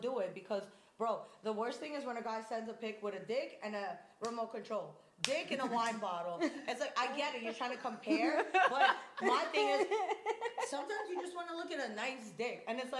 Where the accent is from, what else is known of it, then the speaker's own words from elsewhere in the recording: New York City, New York, United States; moved away as an adult; now in Miami, United States; I'm from Coney Island, Brooklyn.